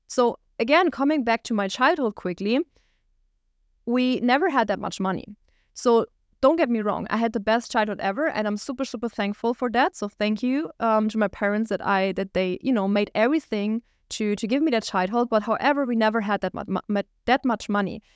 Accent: Germany; moved away as an adult; also born or lived in Düsseldorf, Germany; We lived at the border of Switzerland

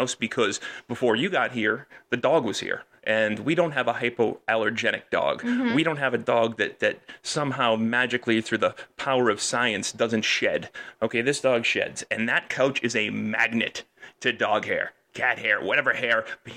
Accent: Peabody, Massachusetts, United States; moved away as an adult; also born or lived in Lynn / Wakefield; now in Windham, United States; I grew up on the North Shore. Right, I grew up in Peabody and in Lynn and Wakefield

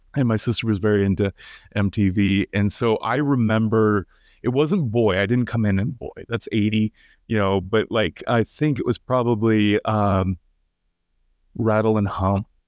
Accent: United States; I'm third generation American, yeah, uh, and my, my ancestors go back to Ireland

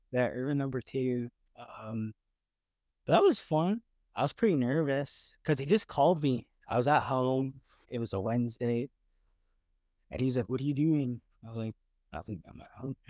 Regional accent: Lethbridge, Alberta, Canada; moved away as an adult; now in Vancouver, Canada; we grew up in Lethbridge

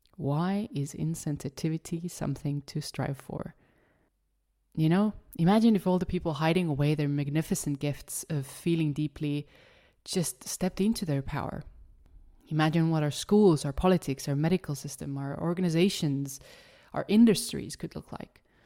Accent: Estonia; English is a second language; I am born and raised in Estonia, hence the funky little accent

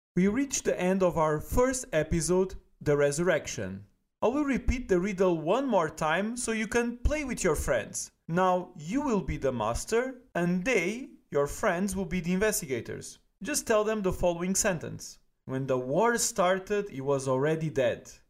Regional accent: Portugal; now in Germany; I'm originally from Portugal

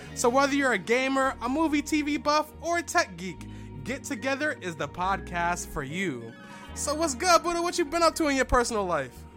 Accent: Philadelphia, Pennsylvania, United States; Philly, my hometown

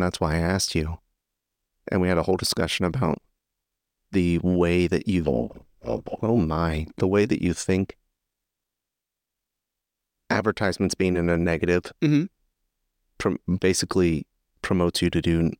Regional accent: United States; moved away as an adult; now in Japan; as an American in Japan

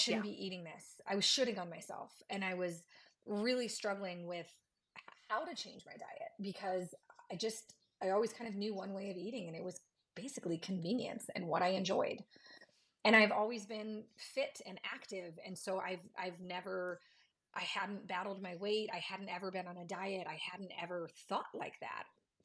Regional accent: Midwest, United States; I'm from the Midwest. I grew up on meat and potatoes

